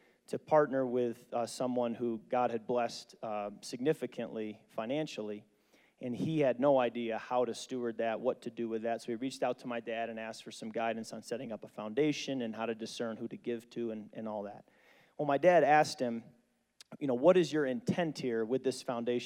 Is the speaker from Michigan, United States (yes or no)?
yes; Holland, Michigan, United States; in my hometown of Holland, Michigan, a very conservative town